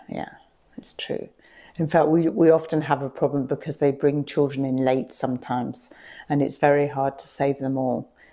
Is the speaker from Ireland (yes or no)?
no; Radlett, East of England, United Kingdom; moved away as an adult; also born or lived in Nottingham; now in Ghana; I was brought up in Radlett in Hertfordshire